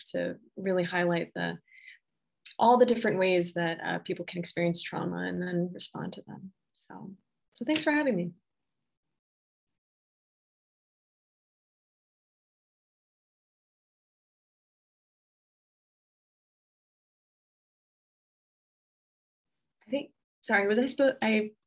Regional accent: Canada; now in United States; I'm actually originally from Canada and moved here from right outside of DC.

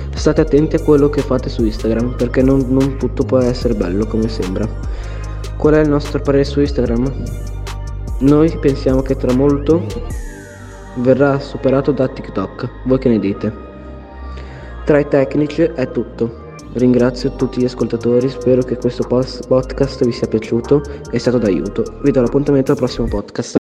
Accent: Bologna, Emilia-Romagna, Italy; Sono di Bologna e sono uno speaker del gruppo di tecnici

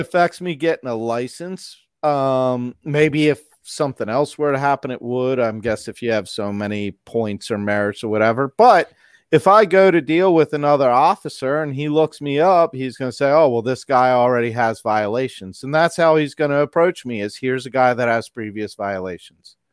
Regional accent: Maryland, United States; also born or lived in Pennsylvania; I moved to Maryland when I was about five, and I've been here since

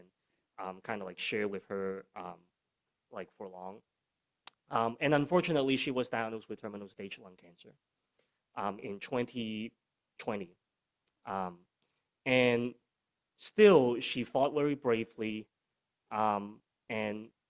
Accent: Hong Kong; moved away; I'm originally from Hong Kong

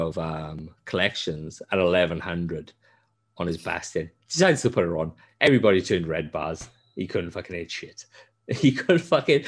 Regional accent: Wales, United Kingdom; moved away; I love Wales, and I am Welsh, I love Wales

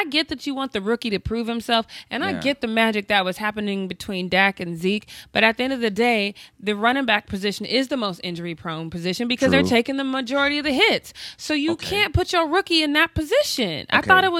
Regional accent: Denver, Colorado, United States; I'm from Denver, and yeah.

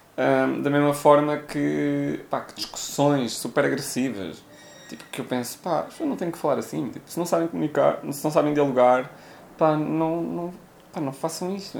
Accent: Viseu, Portugal; also born or lived in Coimbra, Portugal; now in Lisbon, Portugal; venho diretamente de Viseu

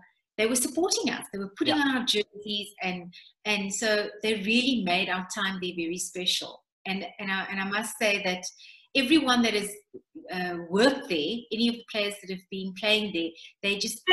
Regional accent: Cape Town, Western Cape, South Africa; I come from the Cape Flats

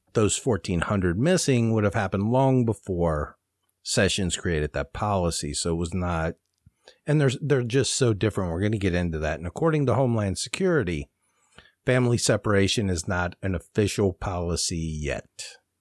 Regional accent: Ohio, United States; I'm from Ohio and Kentucky's just south of us

